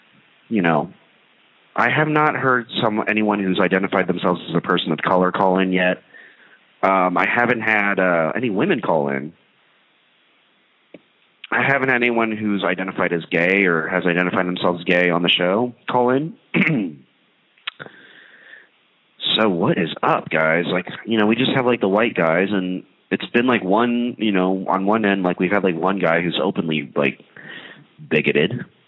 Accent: India; So I'm Indian. I wonder how the Indians would do.

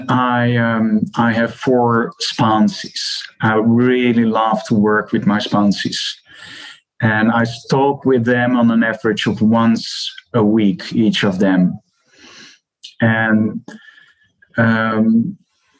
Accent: Netherlands; I'm from the Netherlands

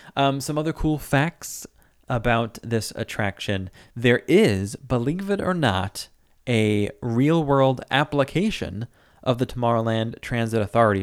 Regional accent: New York City, New York, United States; I'm from New York

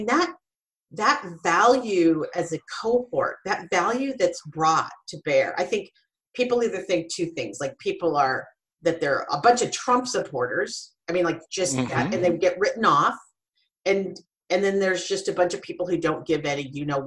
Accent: Silicon Valley, California, United States; I grew up and worked in Silicon Valley

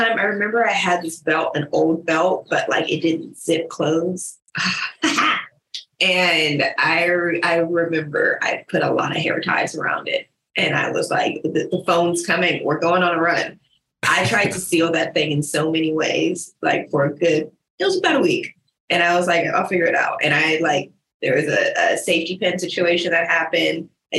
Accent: Stockton, California, United States; also born or lived in Tucson; now in Honolulu, United States; I am born in Tucson, Arizona, mostly raised in Stockton, California. Dipped as soon as I could for a slight tour of San Diego with a finish

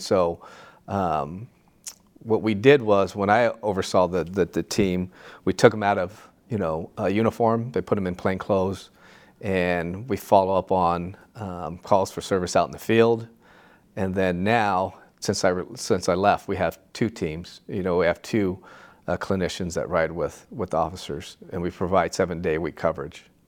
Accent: Santa Ana, California, United States; I grew up in Santa Ana in the, you know, the seventies

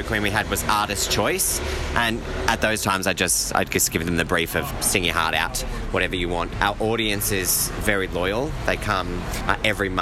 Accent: Sydney, New South Wales, Australia; I am from Sydney, from Penrith

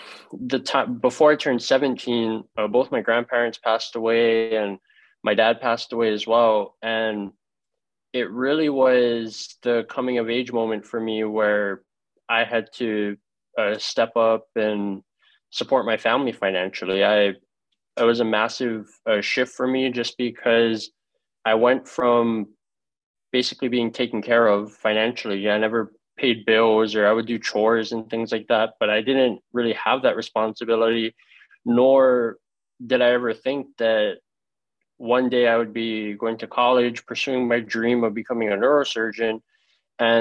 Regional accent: Hawaii, United States; moved away as an adult; now in Florida, United States; I was born and raised in Hawaii, and I grew up with my grandparents

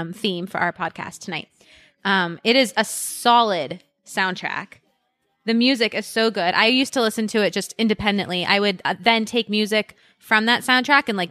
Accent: Westlake Village, California, United States; I grew up in Westlake Village, California

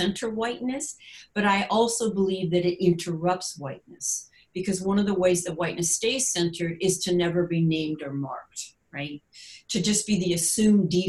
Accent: United States; as an American or North American

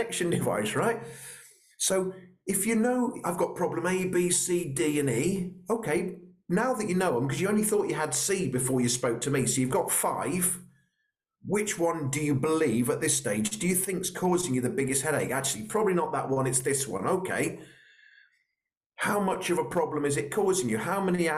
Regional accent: Royal Berkshire, South East England, United Kingdom; I'm from Royal Berkshire, so I'm a little bit posh

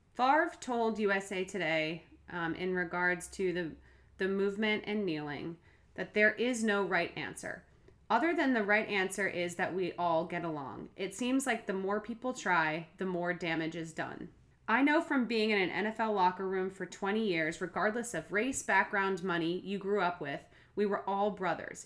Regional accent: Massachusetts, United States; moved away as an adult; also born or lived in Boston; now in Los Angeles, United States; I grew up in Massachusetts

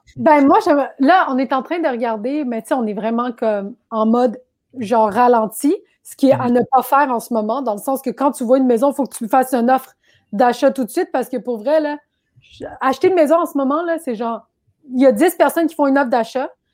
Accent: Quebec, Canada; also born or lived in Laval / Brossard; je suis né au Québec

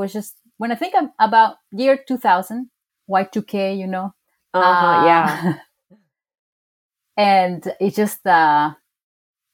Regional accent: Chile; also born or lived in Mexico; now in France; I'm from Chile

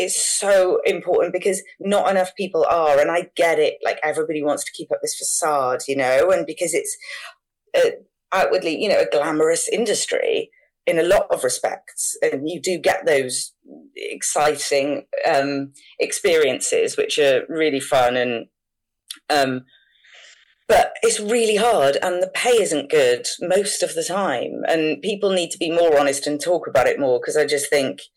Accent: Wales, United Kingdom; Obviously, I'm from Wales and I'm from quite a small place

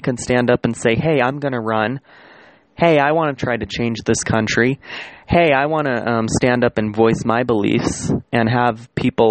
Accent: United States; as the American population

